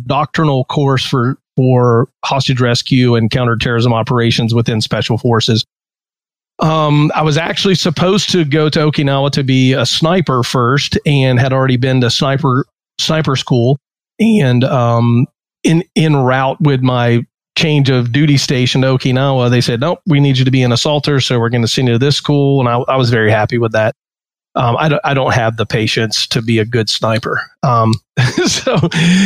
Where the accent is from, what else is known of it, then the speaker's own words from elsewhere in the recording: North Carolina, United States; moved away as an adult; I grew up in North Carolina and I joined the Army when I was 22